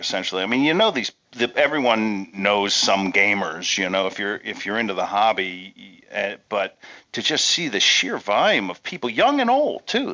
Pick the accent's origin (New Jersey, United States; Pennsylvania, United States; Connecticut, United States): Pennsylvania, United States; I grew up in Pennsylvania